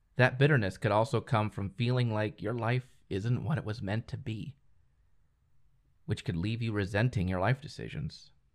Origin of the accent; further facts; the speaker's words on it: United States; I'm from the States